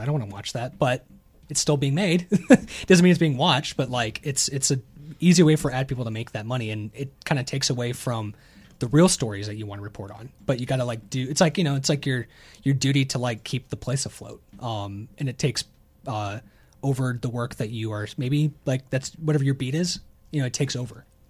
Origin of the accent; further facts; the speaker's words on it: the South, United States; I'm from the South